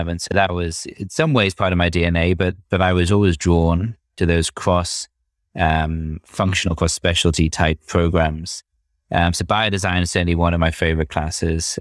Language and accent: English; United Kingdom; accent: British; moved away as an adult; also born or lived in Cambridge / London; you could probably tell from my accent that I'm, I'm British